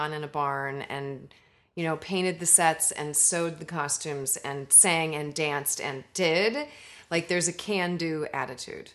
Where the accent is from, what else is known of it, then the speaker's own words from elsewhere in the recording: Palatine, Illinois, United States; moved away as an adult; now in Los Angeles, United States; I'm from Palatine, Illinois